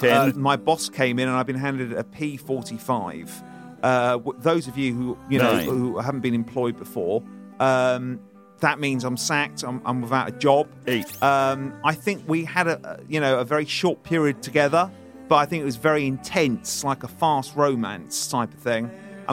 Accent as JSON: {"language": "English", "country": "United Kingdom", "said": "It's not xenophobic because we're all British."}